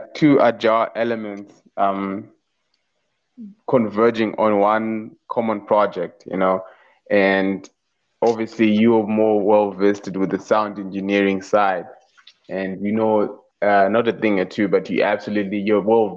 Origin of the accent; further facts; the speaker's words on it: Marondera, Mashonaland East, Zimbabwe; also born or lived in Harare, Zimbabwe; now in South Africa; my hometown is Marondera